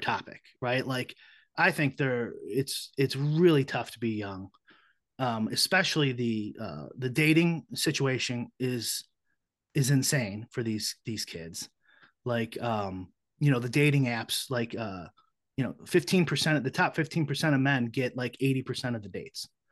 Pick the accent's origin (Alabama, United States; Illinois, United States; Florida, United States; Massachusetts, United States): Illinois, United States; Chicago; I'm from Chicago, so I have you know minority friends, but I have a lot of white friends, you know, growing up and stuff too